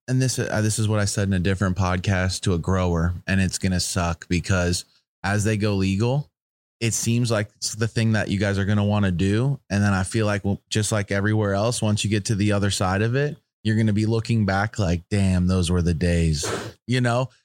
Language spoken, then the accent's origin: English; United States; I'm from the United States